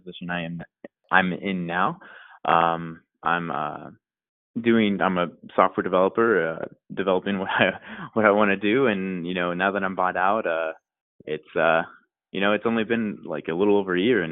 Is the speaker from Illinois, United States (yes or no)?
no; North Texas, United States; also born or lived in Austin, Texas; I am from North Texas, about an hour away from Dallas